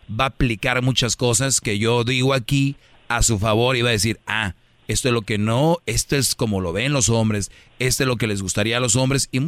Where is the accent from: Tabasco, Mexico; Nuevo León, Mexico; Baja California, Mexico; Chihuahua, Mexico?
Nuevo León, Mexico; Monterrey; yo, yo soy de Monterrey